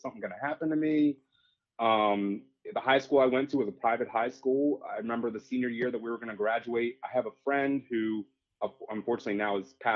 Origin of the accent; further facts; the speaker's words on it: Bel Air, Maryland, United States; moved away as an adult; also born or lived in Willingboro, New Jersey / North Jersey; Most of my life growing up was in Harford County in a town called Bel Air